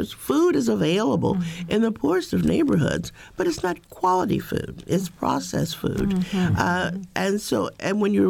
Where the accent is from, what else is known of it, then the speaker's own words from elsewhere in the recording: Indiana, United States; I grew up in Indiana